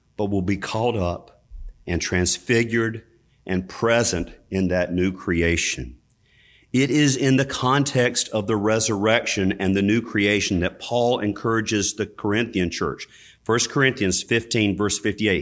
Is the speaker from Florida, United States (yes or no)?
no; Richmond County, North Carolina, United States; where I grew up in Richmond County, North Carolina